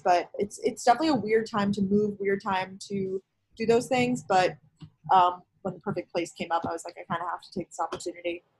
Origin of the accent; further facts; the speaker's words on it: Long Island, New York, United States; also born or lived in Georgia; now in New York City, United States; I currently live in New York City. I am originally from Long Island, New York.